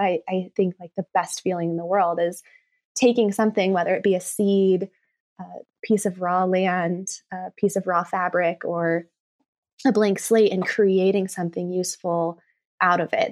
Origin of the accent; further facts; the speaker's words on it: Reno, Nevada, United States; I grew up in Reno, Nevada, and I grew up actually kind of in the country, um, like, outside of town.